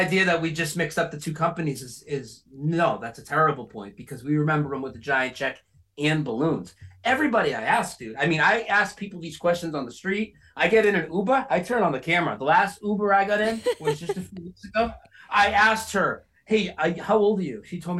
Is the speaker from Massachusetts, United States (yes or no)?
yes; Lowell, Massachusetts, United States; moved away as an adult; now in North Carolina, United States; I lived there 42 years. I just moved to North Carolina 2 years ago. I lived in Lowell, Massachusetts, same hometown as Ed McMahon. I lived there my whole life.